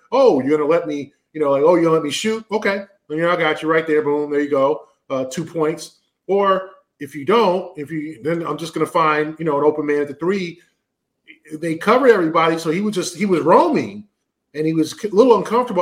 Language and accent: English; West Coast, United States; now in East Coast, United States; the West Coast where I'm from, uh, and the time change. Obviously, growing up on West Coast time